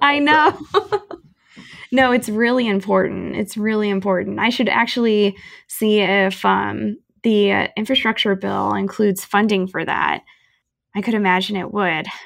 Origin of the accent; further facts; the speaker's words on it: St. Louis, Missouri, United States; moved away; I am originally from St. Louis, um, and or the St. Louis Metro rather